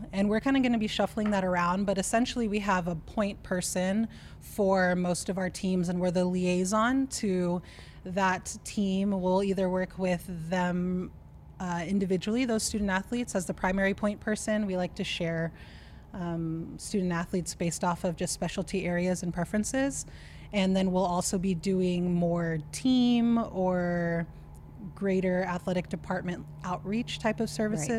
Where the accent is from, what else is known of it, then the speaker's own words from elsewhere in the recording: California, United States; I'm from California. I've spent most of my time on the coasts.